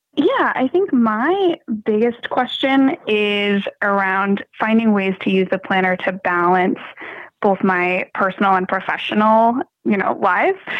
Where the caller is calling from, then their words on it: Malden, Massachusetts, United States; I'm calling from Malden, Massachusetts, just north of Boston.